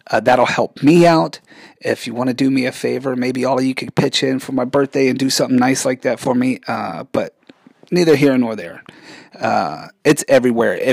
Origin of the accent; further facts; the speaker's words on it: Germany; I had the privilege of growing up in Germany a lot of my life.